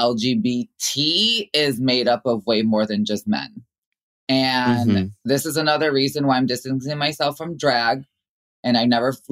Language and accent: English; Chicago, Illinois, United States; growing up in the Latin community in Chicago